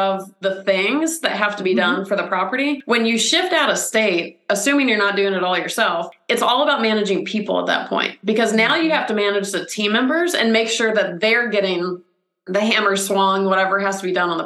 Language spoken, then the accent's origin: English; Atlanta, Georgia, United States; now in California, United States; I'm from Atlanta originally